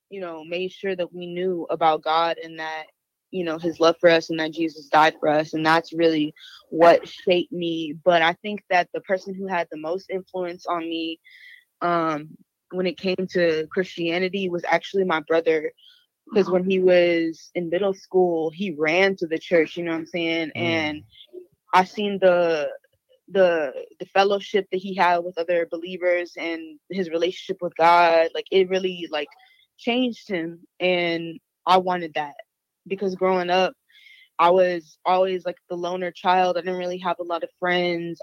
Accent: Houston, Texas, United States; now in San Antonio, United States; I'm originally from Houston, but currently I stay in San Antonio

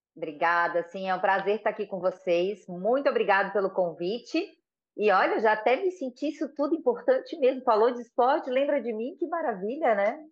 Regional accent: Florianópolis, Santa Catarina, Brazil; sou daqui de Floripa, amo ser daqui de Floripa, né? E todo mundo fala que é quase uma raridade, mas eu sou de Floripinha

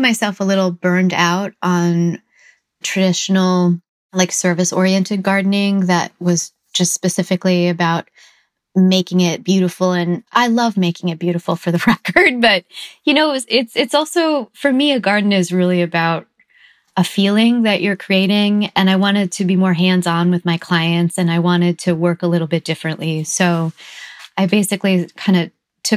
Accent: Green Bay, Wisconsin, United States; now in San Francisco, United States; I grew up in Green Bay, Wisconsin

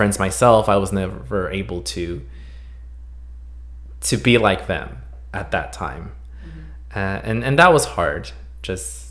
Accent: Los Angeles, California, United States; also born or lived in Santa Cruz, California; We obviously live here in Los Angeles

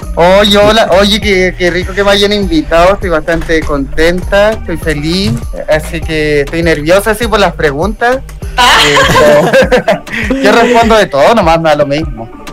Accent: Chile; also born or lived in Santiago; yo soy un transformista chileno.

